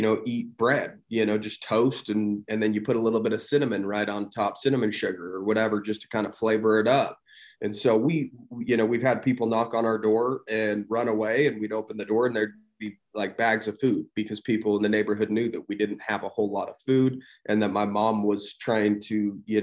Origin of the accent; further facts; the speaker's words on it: St. George, Utah, United States; grew up in St. George, Utah, small town. It's grown quite a bit since I was younger, still live here